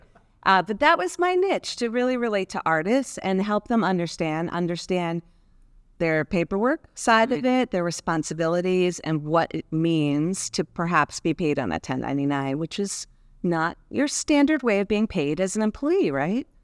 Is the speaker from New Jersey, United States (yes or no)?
yes; New Jersey, United States; I'm from New Jersey